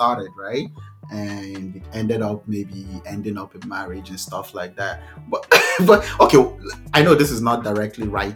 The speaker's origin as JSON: {"language": "English", "country": "Nigeria", "moved": "yes", "said": "I know as a Nigerian"}